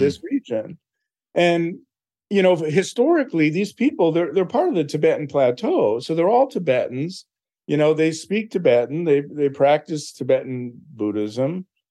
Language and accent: English; Philadelphia, Pennsylvania, United States; I was born in Philadelphia.